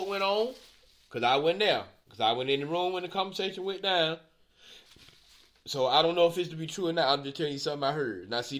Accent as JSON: {"language": "English", "town": "Albany", "region": "Georgia", "country": "United States", "tie": "born or raised there", "said": "from my hometown, Albany, Georgia"}